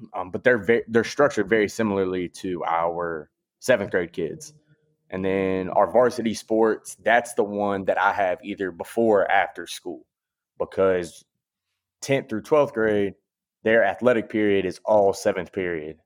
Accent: Clayton County, Georgia, United States; I'm from Clayton County, Georgia. I went to Lovejoy High School

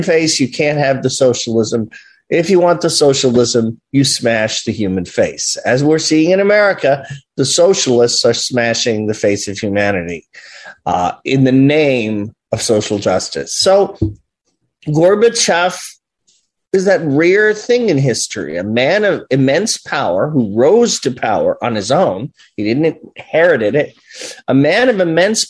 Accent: New York, United States; I lived in New York, you know, which was a prime target

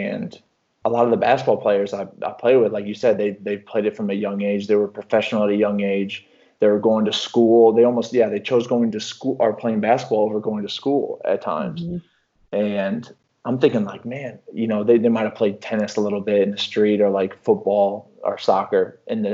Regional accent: Mahomet, Illinois, United States; moved away; you don't tell people you're from Mahomet

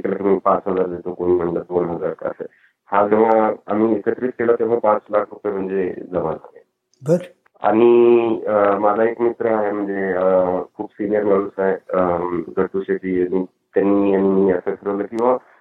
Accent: Latur, Maharashtra, India; moved away as an adult; now in California, United States; लातूरमध्ये किंवा माझ्या होमटाऊन मध्ये डबल रेनफॉल होता

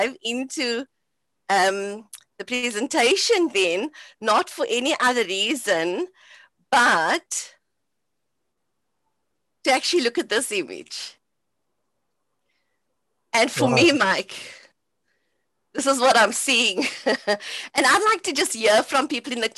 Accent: Cape Town, Western Cape, South Africa; So growing up in Cape Town on the Cape Flats

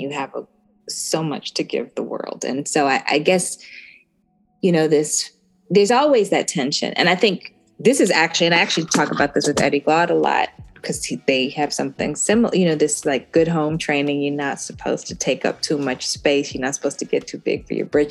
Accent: Birmingham, Alabama, United States; being from Birmingham

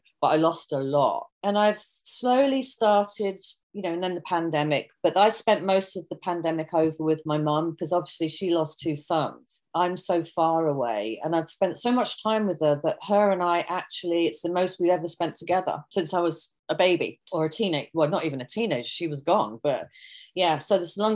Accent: United Kingdom; accent: British; moved away; I have the British accent

